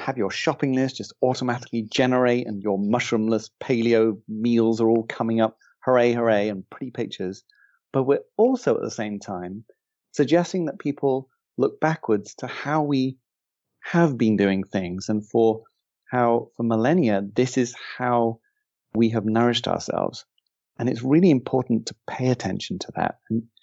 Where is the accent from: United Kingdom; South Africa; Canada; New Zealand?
United Kingdom; England; I'm English